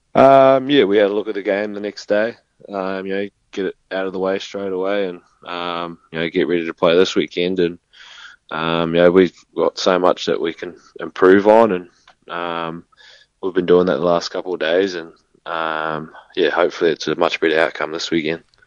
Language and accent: English; New Zealand; moved away; also born or lived in Townsville; being a Kiwi